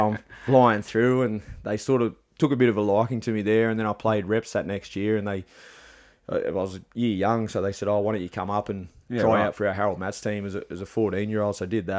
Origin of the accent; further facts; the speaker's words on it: Bathurst, New South Wales, Australia; I was born in Bathurst.